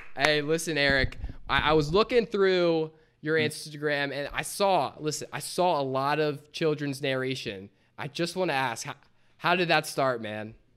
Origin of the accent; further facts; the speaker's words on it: Delaware, United States; we're Delaware, we're from Delaware